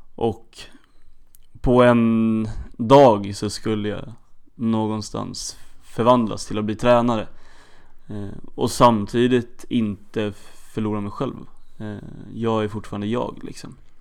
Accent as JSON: {"language": "Swedish", "town": "Stockholm", "region": "Stockholm County", "country": "Sweden", "tie": "born or raised there", "moved": "yes", "lives_now": "Örebro, Sweden", "said": "Född och uppvuxen i Stockholm"}